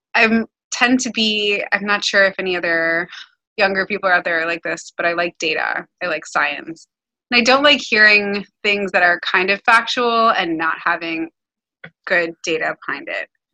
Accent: Miami, Florida, United States; moved away as an adult; now in New York City, United States; I've only lived in Miami and New York City

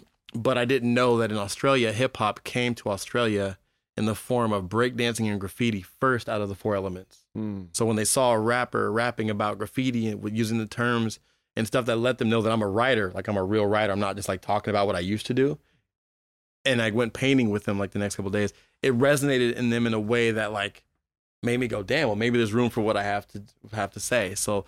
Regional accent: Berkeley, California, United States; also born or lived in Oakland; Born and raised in Berkeley, Berkeley and Oakland.

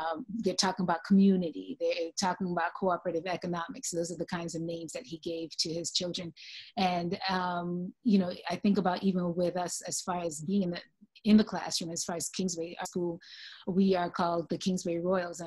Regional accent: Jamaica; I'm from Jamaica

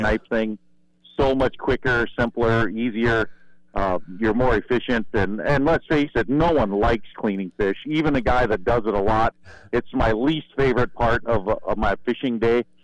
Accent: Ohio, United States; moved away as an adult; also born or lived in North Dakota; now in Devils Lake, United States; I was born and raised in Ohio. Uh, moved to North Dakota in 1996

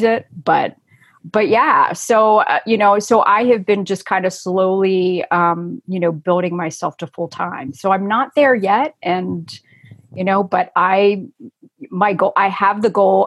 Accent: Cincinnati, Ohio, United States; moved away as an adult; also born or lived in Colorado; I'm from Cincinnati, Ohio, which is where I am now.

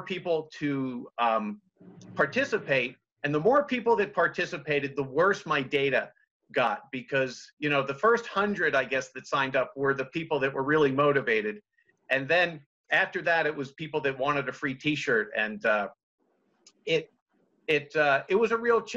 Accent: Montgomery County, Maryland, United States; moved away as an adult; now in Berkeley Springs, United States; I grew up in Montgomery County, Maryland, in the D.C. area, privileged

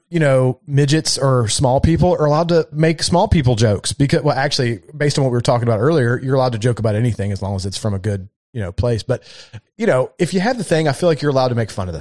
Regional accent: Kentucky, United States; I'm from Kentucky

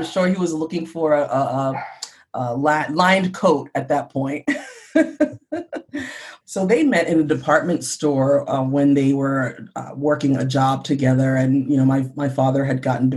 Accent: New York City, New York, United States; now in Minnesota, United States; I was actually born and raised in New York City, and both of my parents are from Honduras

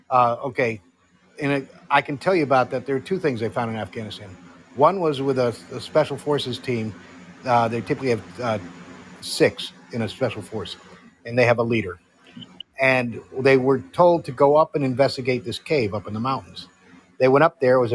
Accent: Connecticut, United States; I'm from Connecticut.

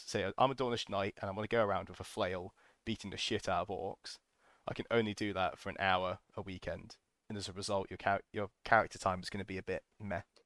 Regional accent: United Kingdom; we're British

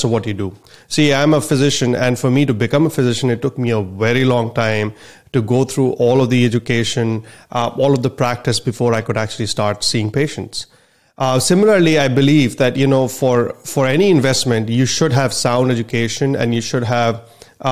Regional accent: India; moved away as an adult; now in United States; I'm a physician from India and my parents are physicians there as well

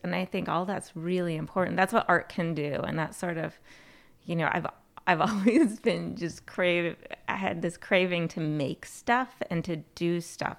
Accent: Plattsburgh, New York, United States; I was born and raised in Plattsburgh, New York, product of Plattsburgh City Schools

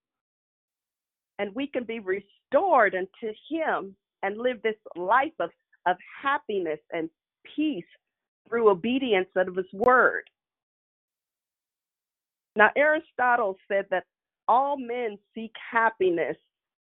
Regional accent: Kansas City, United States; when I was a child growing up in Kansas City

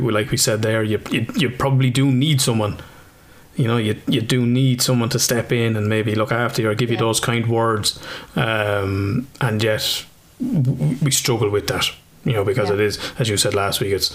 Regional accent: Ireland

